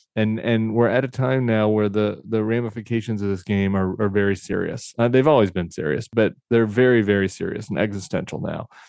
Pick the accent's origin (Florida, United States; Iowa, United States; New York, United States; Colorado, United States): Colorado, United States; I came from Colorado, I lived in the suburbs